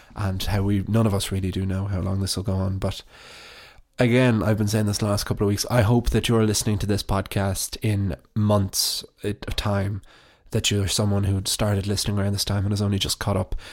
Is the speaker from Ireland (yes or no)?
yes; County Wicklow, Ireland; my hometown, which I didn't have the greatest relationship with growing up